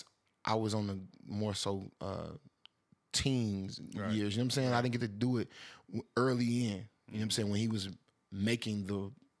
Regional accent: Atlanta, Georgia, United States; also born or lived in Alabama; I'm from Atlanta

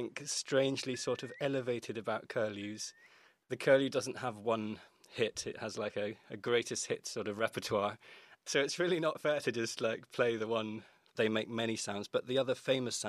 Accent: Orkney, Scotland, United Kingdom; born or raised there

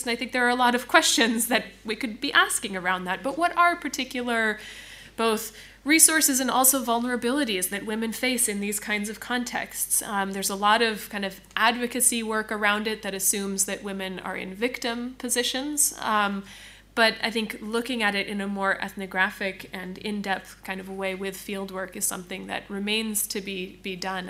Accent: United States; I'm coming from the United States

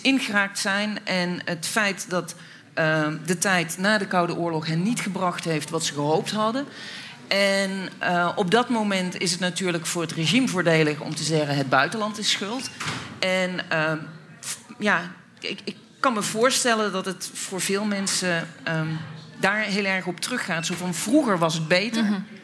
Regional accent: Netherlands; als Nederlanders

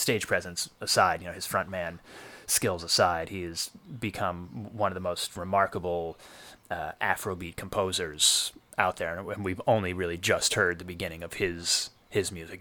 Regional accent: New York City, New York, United States; I grew up in Hell's Kitchen in the, in the eighties, and that was the entire neighborhood

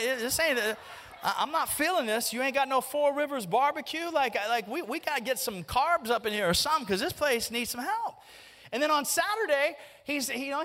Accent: Birmingham, Alabama, United States; I grew up in Birmingham

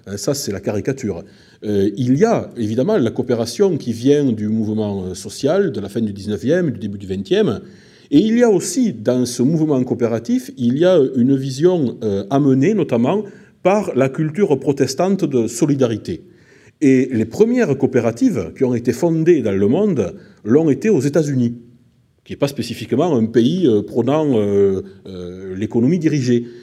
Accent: Albi, Occitania, France; accent: south-west; now in Limoges, France; comme vous l'entendez, je suis du sud-ouest, je suis d'Albi exactement, euh, entre Albi et Toulouse. Et bon, ça fait très longtemps que j'habite à Limoges

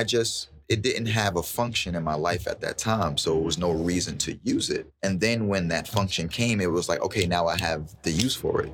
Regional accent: New York City, New York, United States; growing up in Bed-Stuy

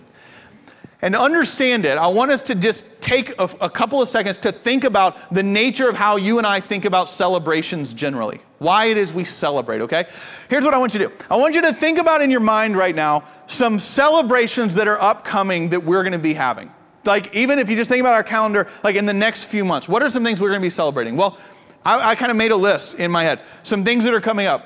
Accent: Georgia, United States; I'm from Georgia

